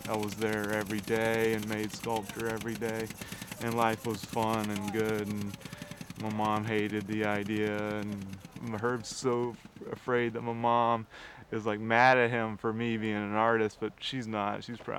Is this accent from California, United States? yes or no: no; St. Simons Island, Georgia, United States; moved away; also born or lived in Charleston, South Carolina; So I'm from St. Simons Island, Georgia, and I came to Charleston to sail.